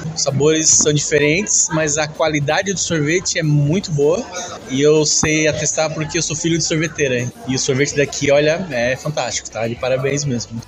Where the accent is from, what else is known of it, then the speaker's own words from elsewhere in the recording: Salvador, Bahia, Brazil; Eu sou nascido e criado aqui na Ribeira